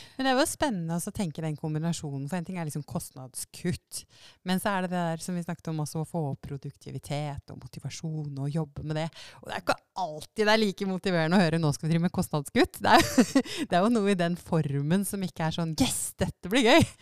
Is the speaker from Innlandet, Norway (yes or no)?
yes; Lillehammer, Innlandet, Norway; also born or lived in Oslo; now in Drammen, Norway; jeg kommer fra Lillehammer, som var sånn småbyarnsidyll